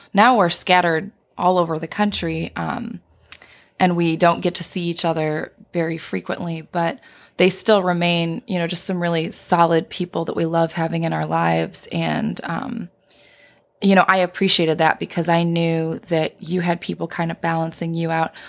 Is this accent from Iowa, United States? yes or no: no; Indiana, United States; moved away as an adult; also born or lived in California / Michigan; I grew up in Indiana, but I had spent two years working out in California.